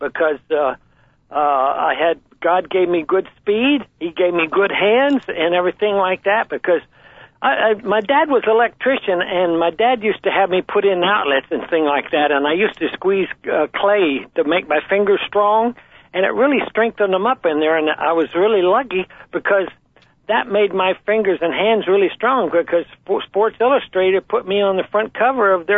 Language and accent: English; Roy, New Mexico, United States; also born or lived in Albuquerque, New Mexico; I was born on a farm in Roy, New Mexico.